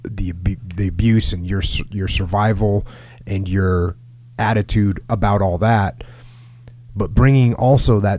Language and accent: English; East Coast, United States; I grew up on the East Coast